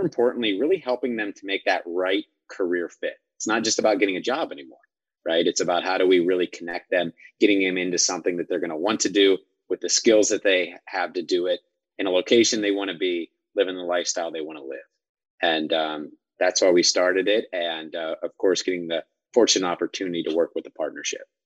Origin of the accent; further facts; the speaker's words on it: Midwest, United States; I was from the Midwest, from a rural area.